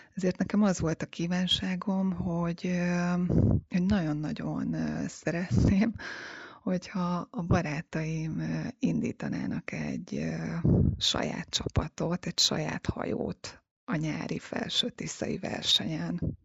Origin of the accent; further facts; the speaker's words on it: Hungary; Én a Balatonon nőttem fel